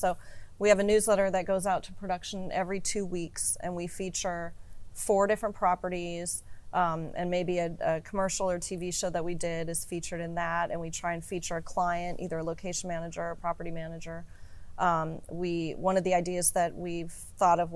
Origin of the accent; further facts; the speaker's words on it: Arizona, United States; now in Los Angeles, United States; I'm from a small town in Arizona